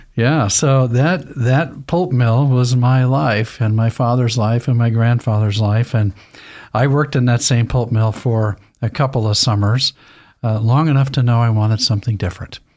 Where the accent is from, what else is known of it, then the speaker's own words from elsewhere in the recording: Lewiston, Idaho, United States; I, I was raised in Lewiston, Idaho